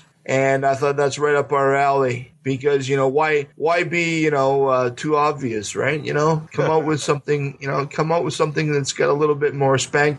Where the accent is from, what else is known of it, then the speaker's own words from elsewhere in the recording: near Pontypool, Ontario, Canada; It's about two hours from my hometown, but there is an actual place called Pontypool.